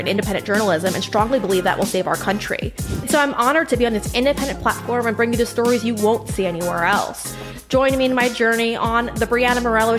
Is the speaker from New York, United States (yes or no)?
yes; Huntington, New York, United States; I was raised in Huntington, New York with my six siblings.